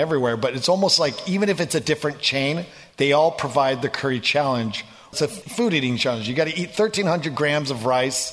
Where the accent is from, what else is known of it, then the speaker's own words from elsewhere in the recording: Oregon, United States; also born or lived in Los Angeles; now in Washington, United States; I grew up in Oregon